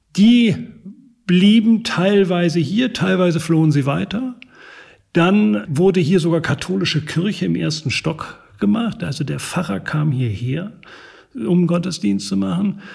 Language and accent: German; Northern Germany, Germany; also born or lived in Regensburg; now in Lübeck, Germany; ich bin Norddeutscher durch und durch